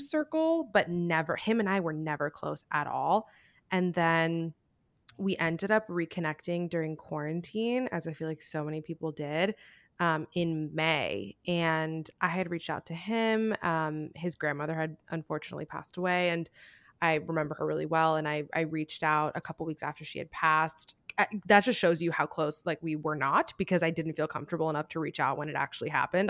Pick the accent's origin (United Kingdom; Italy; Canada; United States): United States; Miami, Florida; moved away as an adult; also born or lived in New York; we're both from Miami